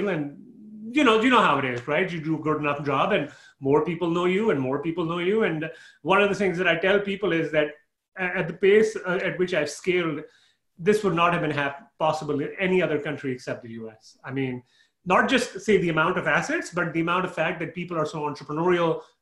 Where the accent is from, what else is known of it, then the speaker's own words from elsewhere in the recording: Canada; moved away as an adult; again, I moved from Canada, and I realized okay, my taxes are somewhat similar.